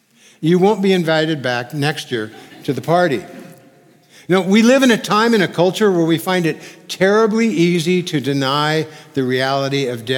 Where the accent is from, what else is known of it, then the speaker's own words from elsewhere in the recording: California, United States; Because being a Californian, I'd never really seen many graves. In California, we hide our graveyards.